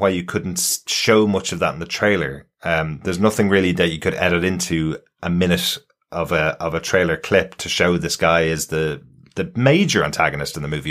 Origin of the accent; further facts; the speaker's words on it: Ireland; being an Irish guy